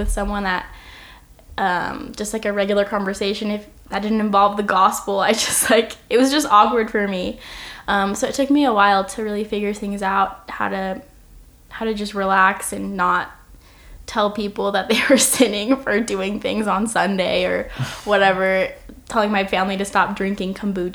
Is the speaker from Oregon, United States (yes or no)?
yes; Oregon, United States; I'm from Oregon